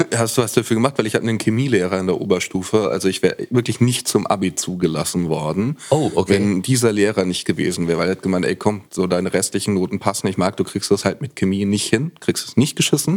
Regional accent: Franconia, Bavaria, Germany; ich bin in Franken geboren

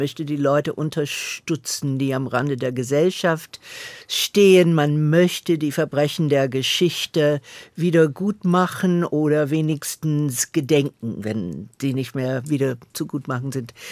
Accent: Atlanta, Georgia, United States; German is a second language; moved away; Ich bin in Atlanta, Georgia während der Bürgerrechtsbewegung groß geworden und das hat mich sehr geprägt.

